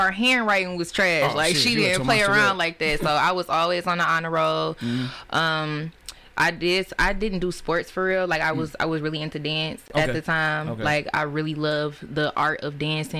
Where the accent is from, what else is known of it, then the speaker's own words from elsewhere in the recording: Detroit, Michigan, United States; I grew up on the West Side, Joy Road, Greenfield area